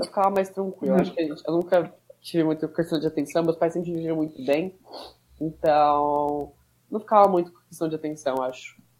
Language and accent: Portuguese; São Paulo, Brazil; A gente é de São Paulo, São Paulo também